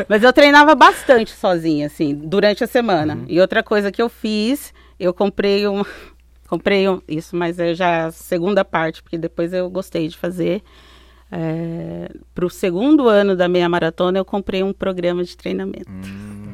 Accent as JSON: {"language": "Portuguese", "region": "interior of São Paulo", "country": "Brazil", "tie": "born or raised there", "also_born_or_lived": "Belgium", "moved": "as an adult", "lives_now": "United States", "said": "eu, crescendo, eu sou do interior de São Paulo"}